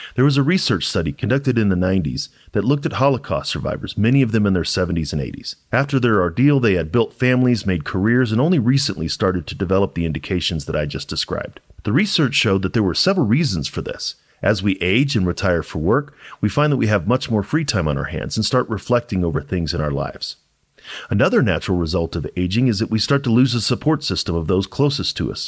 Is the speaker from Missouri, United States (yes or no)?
yes; St. Louis, Missouri, United States; moved away as an adult; now in Colorado, United States; I'm originally from Saint Louis, Missouri, and I joined the military a week after I graduated high school